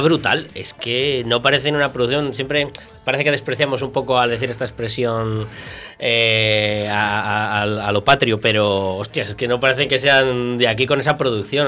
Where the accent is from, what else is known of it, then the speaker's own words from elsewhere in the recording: Viana de Cega, Castile and León, Spain; Yo soy de Viana.